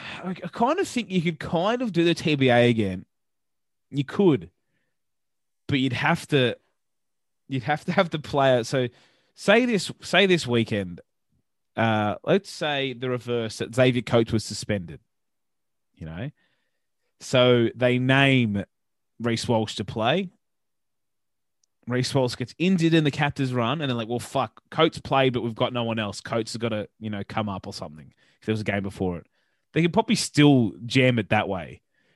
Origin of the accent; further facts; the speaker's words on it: New South Wales, Australia; I'm from New South Wales. I don't understand Origin.